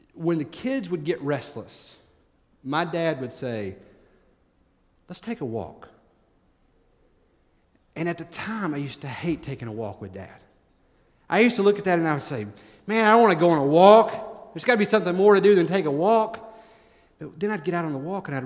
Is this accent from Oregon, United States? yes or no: no; East Tennessee, United States; When I was growing up in East Tennessee